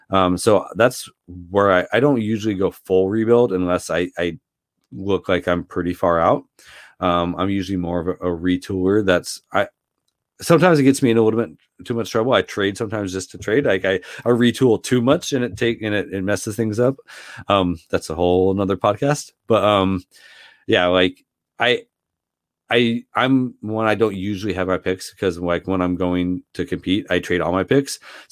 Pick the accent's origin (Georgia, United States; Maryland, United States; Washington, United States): Washington, United States; Seattle; So I grew up in Seattle. Gary Payton and Sean Kemp in the mid 90s, like that was just a lot of fun to watch.